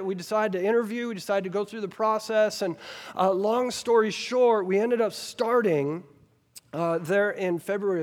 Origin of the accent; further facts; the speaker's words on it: Versailles, Kentucky, United States; moved away; I grew up right here in Woodford County. I grew up in Versailles, Kentucky.